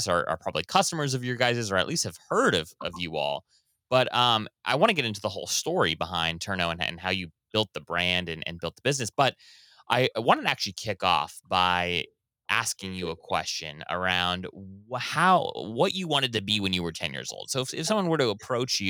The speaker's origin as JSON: {"language": "English", "town": "Kailua", "region": "Hawaii", "country": "United States", "tie": "born or raised there", "moved": "yes", "lives_now": "Washington, D.C., United States", "said": "I was born and raised in Kailua"}